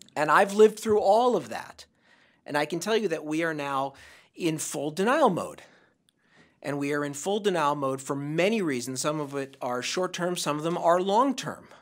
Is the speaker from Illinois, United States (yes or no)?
no; Santa Monica, California, United States; In my hometown of Santa Monica, California